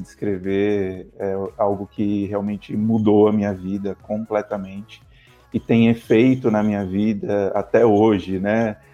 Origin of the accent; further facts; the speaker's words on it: Brazil; moved away as an adult; now in Australia; a gente também é diferente como brasileiros